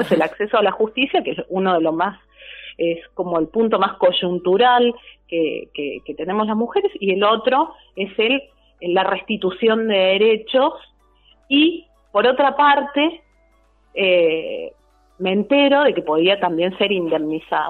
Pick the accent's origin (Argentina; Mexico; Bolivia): Argentina; also born or lived in Tierra del Fuego